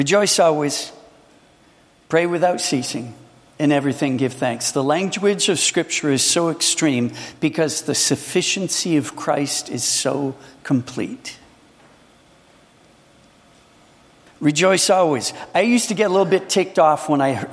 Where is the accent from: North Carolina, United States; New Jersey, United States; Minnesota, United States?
Minnesota, United States; I come from Minnesota